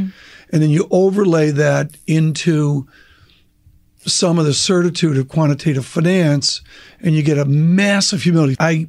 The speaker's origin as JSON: {"language": "English", "town": "Rochester", "region": "New York", "country": "United States", "tie": "born or raised there", "said": "Rochester, New York, with Kodak."}